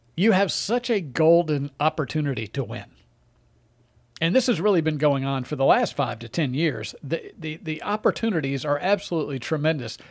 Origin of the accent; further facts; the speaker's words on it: Mississippi, United States; moved away; my home state of Mississippi